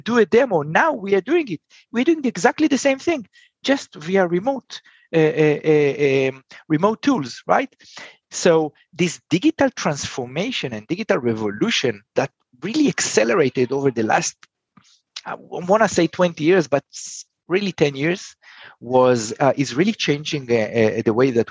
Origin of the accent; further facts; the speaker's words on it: Israel; I'm from Israel